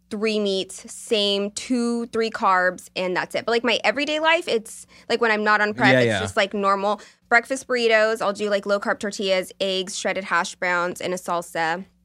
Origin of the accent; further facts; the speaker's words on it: Merced, California, United States; So again, I used to hate that I was from Merced, but now I love it because, again, who I am and the friendships that I have and the way that I appreciate things is because being raised here.